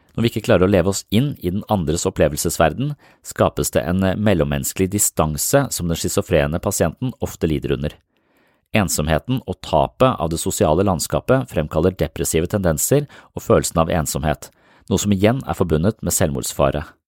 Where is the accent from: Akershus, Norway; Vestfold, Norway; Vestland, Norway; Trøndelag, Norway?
Vestfold, Norway; Nøtterøy; der jeg vokste opp, på Nøtterøy